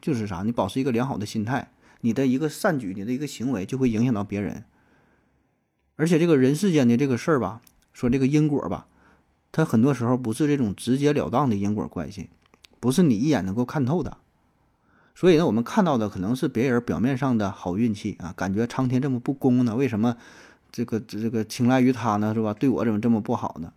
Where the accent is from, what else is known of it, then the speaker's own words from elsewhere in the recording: Northeast China, China; accent: Northeastern Mandarin; 在东北方言当中，咱有一个普遍的情况